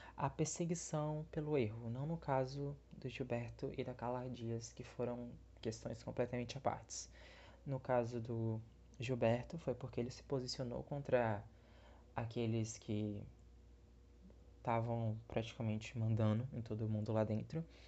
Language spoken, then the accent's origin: Portuguese; Bahia, Brazil; eu sou da Bahia, eu sou nordestino